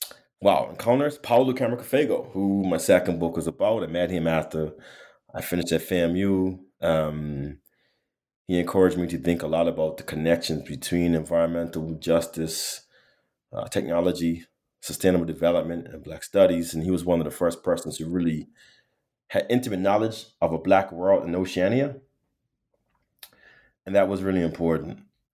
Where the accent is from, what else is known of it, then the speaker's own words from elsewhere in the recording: Bermuda; You know, I'm from Bermuda, born and raised, small community, interesting ecologies.